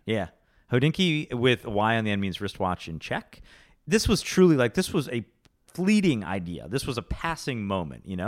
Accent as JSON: {"language": "English", "town": "Rochester", "region": "New York", "country": "United States", "tie": "born or raised there", "moved": "yes", "lives_now": "New York City, United States", "said": "I grew up in Rochester"}